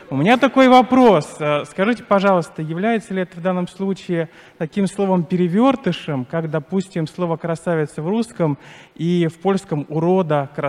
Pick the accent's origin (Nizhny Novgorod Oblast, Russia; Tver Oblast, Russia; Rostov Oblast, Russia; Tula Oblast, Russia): Tver Oblast, Russia; moved away as an adult; now in Saint Petersburg, Russia; Я вырос в Тверской области